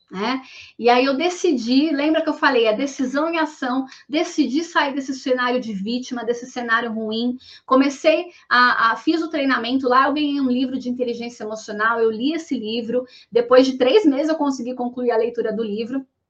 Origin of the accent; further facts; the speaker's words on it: Guarulhos, São Paulo, Brazil; eu sou de Guarulhos, nasci numa família muito simples